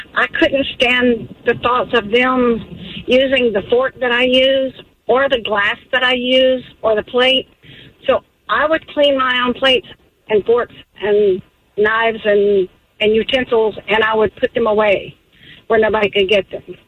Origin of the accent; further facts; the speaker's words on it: Loganville, Georgia, United States; … from Loganville